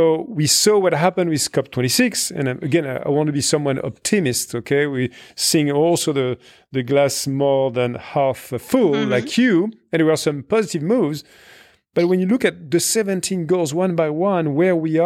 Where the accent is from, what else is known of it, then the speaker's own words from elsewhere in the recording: France; in my home country in France